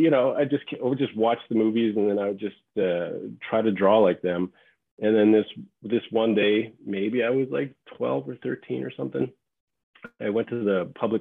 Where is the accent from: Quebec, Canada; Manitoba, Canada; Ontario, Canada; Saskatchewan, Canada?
Saskatchewan, Canada; Regina; moved away as an adult; also born or lived in Los Angeles, United States; I grew up in Saskatchewan in Canada. I'm from Regina